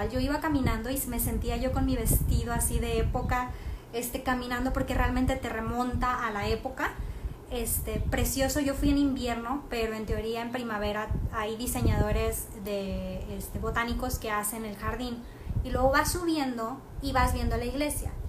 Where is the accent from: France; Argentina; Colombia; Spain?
France; ve a otra ciudad de Francia para que veas realmente cómo somos los franceses. Y son como latinos, la verdad.